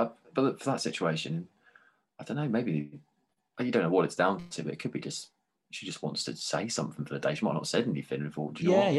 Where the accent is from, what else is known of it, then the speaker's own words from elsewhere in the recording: England, United Kingdom; now in Vancouver, Canada; And even then, another little moan, because we're British, we love moaning.